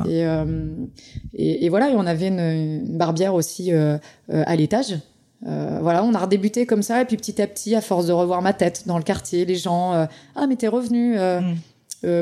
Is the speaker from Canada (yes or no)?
no; Pays de la Loire, France; je suis du Saumurois